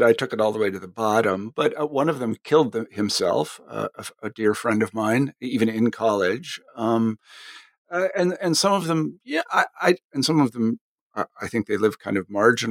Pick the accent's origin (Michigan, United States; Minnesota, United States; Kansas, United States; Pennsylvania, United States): Kansas, United States; moved away as an adult; I came from Kansas, and granted, Kansas is not like every place else